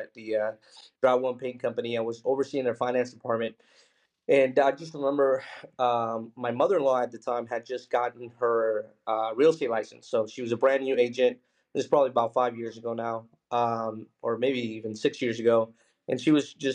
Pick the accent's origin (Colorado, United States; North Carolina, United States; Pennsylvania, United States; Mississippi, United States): Pennsylvania, United States; Philadelphia; also born or lived in Mexico City, Mexico; when I was 6 years old, we moved to Philadelphia, Pennsylvania, and, you know, grew up really humble beginnings.